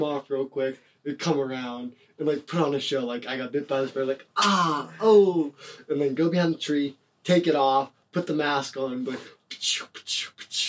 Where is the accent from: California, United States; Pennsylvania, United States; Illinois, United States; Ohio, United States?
Ohio, United States; Youngstown; I'm from Youngstown, Ohio, and there's not a lot of stuff that goes on.